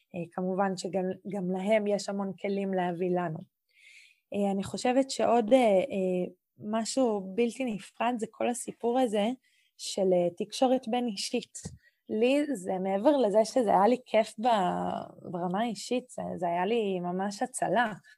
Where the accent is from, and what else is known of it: Israel